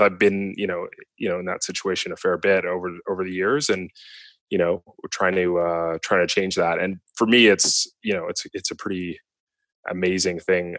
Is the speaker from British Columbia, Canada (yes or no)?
yes; Vancouver, British Columbia, Canada; growing up in Vancouver